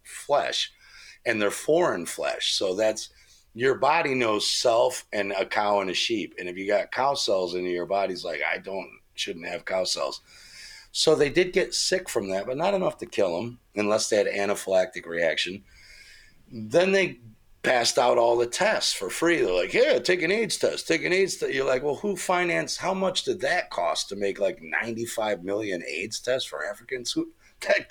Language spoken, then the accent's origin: English; United States; moved away; I grew up in America.